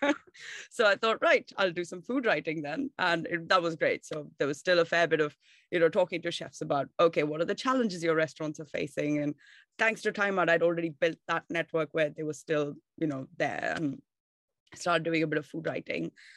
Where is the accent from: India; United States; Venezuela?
India; Bangalore, Karnataka; moved away as an adult; now in London, United Kingdom; I'm from India and South India, uh, Bangalore is the city that I was born and raised